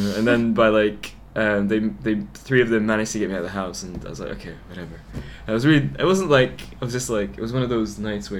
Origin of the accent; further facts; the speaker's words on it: United Kingdom; So I decided to, because I'm British, so I was like, I'll go back to the UK, this is awesome.